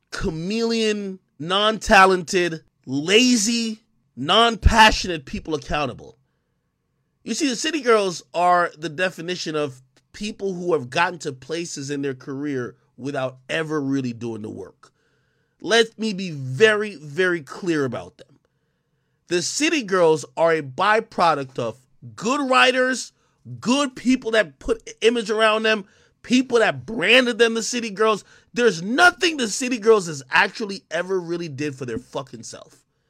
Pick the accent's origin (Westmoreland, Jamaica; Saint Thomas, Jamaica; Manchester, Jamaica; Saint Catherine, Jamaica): Saint Catherine, Jamaica; Spanish Town; now in United States; I was born in Spanish Town Hospital in Jamaica